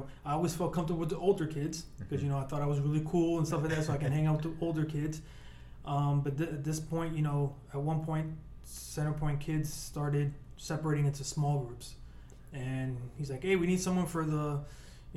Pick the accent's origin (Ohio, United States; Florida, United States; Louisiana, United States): Florida, United States; Miami; also born or lived in Cuba; the lifestyle that I grew up with, you know, growing up in Miami